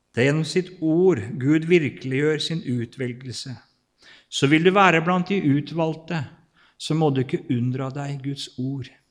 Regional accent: Kvelde, Vestfold, Norway; født og oppvokst og bor fortsatt i Kvelde i Vestfold

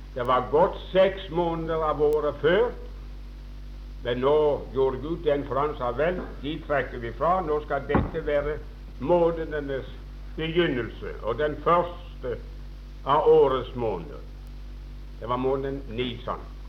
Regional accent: Åkerhamn, Rogaland, Norway; Jeg husker en gang hjemme i Åkerhamn

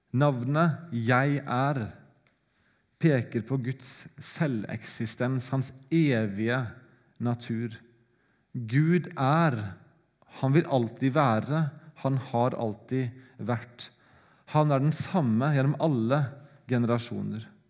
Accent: Sandefjord, Vestfold, Norway; Sandefjord engang, der jeg kommer fra

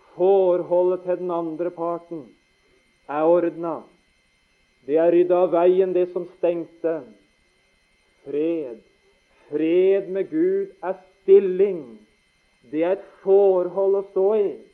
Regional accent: Notodden, Telemark, Norway; Vi skjønte ikke hjemme på Notodden at pappa skulle bli vekk så tidlig. Jeg var 15

